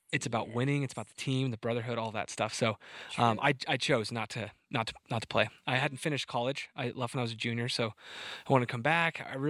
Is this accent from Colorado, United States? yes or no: yes; Montrose, Colorado, United States; Born and raised in Montrose, Colorado, so not too far from here, a little bit south.